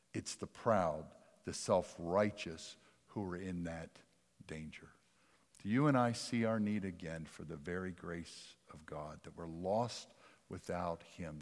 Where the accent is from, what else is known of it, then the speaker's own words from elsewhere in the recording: Jackson, Mississippi, United States; accent: Dutch; also born or lived in Richland / Pennsylvania; I grew up in South Jackson